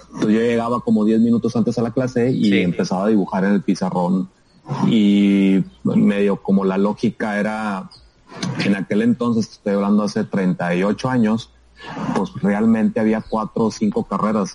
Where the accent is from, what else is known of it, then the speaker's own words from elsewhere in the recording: Hermosillo, Sonora, Mexico; moved away as an adult; also born or lived in Morelia, Michoacán / Monterrey, Nuevo León / Tucson, Arizona; Yo soy de Hermosillo. Bueno, mucha gente no sabe, pero yo nací en Morelia, Michoacán, y como al año y medio mis papás se fueron a vivir a Hermosillo.